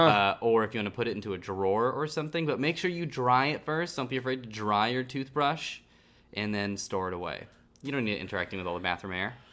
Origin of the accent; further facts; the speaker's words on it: Northern California, United States; now in Los Angeles, United States; I'm from Northern California